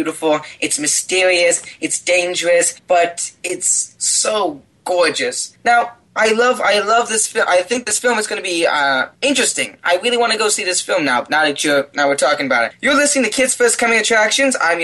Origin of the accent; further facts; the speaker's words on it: Washington, United States; I grew up in Washington, so I grew up a lot of on the coast side